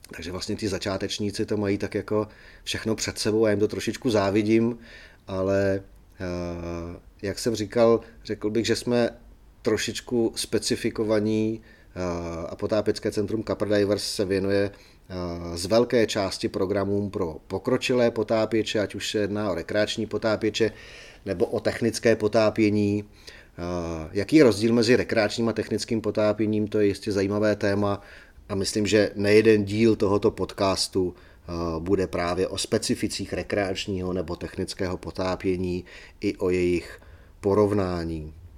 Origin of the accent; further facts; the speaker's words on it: Czechia; jsme Češi